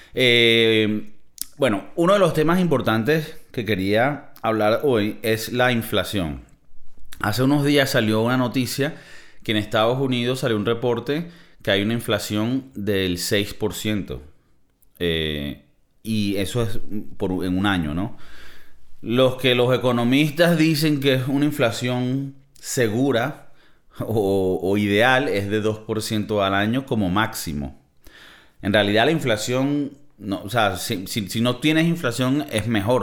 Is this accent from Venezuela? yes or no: yes; Venezuela; moved away as an adult; now in United States; los que somos de Venezuela